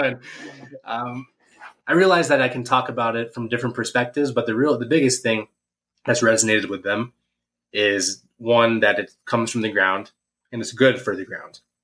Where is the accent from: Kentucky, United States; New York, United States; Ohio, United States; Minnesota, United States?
Ohio, United States; Ada; moved away; my hometown in Ada, Ohio